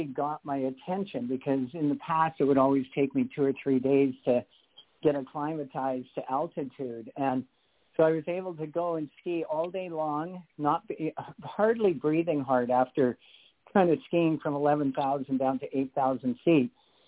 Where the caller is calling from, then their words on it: Canada; calling from Canada.